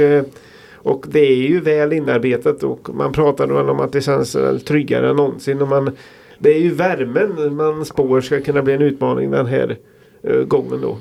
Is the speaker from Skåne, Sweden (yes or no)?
no; Falköping, Västra Götaland, Sweden; jag kommer från Falköping